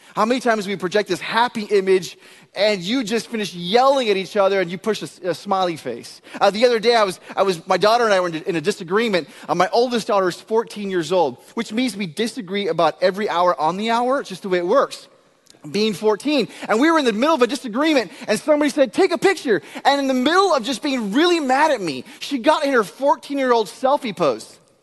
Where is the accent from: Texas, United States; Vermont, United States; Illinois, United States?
Texas, United States; I am from Texas